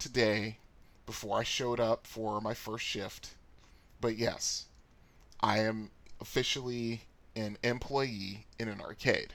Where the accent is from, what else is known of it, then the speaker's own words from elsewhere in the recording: Bridgeport, Connecticut, United States; my house growing up in Bridgeport, Connecticut